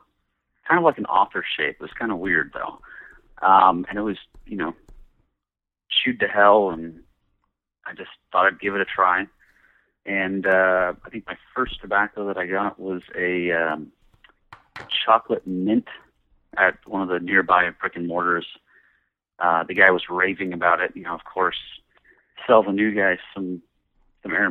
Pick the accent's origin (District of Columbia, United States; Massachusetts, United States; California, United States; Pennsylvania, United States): California, United States; San Jose; I grew up in the San Francisco Bay Area in a town that is now larger, so most people know of San Jose, California, Silicon Valley